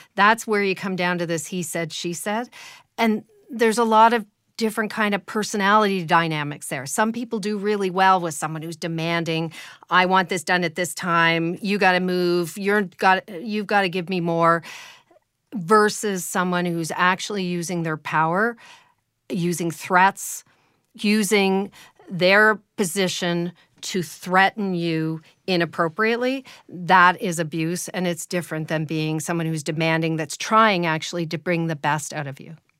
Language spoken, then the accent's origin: English; Canada; as a Canadian